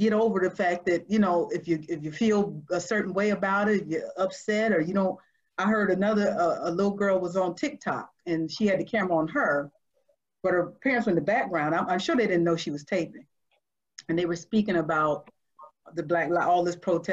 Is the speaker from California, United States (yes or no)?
no; Georgia, United States; I'm from Georgia. I know the South.